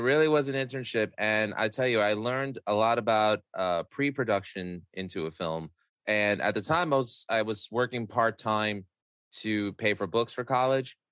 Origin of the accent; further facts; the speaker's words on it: New York City, New York, United States; I grew up in Astoria, Queens